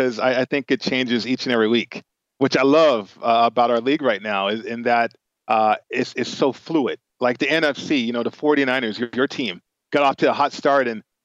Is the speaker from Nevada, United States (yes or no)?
yes; Las Vegas, Nevada, United States; All my boys, we grew up in Vegas